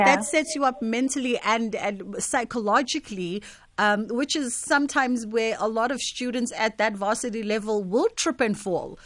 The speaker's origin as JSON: {"language": "English", "country": "South Africa", "said": "As a South African, we really don't have a culture of rite of passage."}